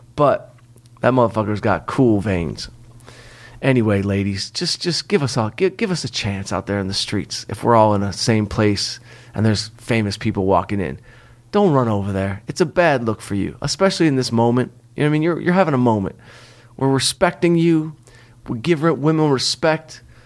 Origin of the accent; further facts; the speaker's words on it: Detroit, Michigan, United States; I'm from Detroit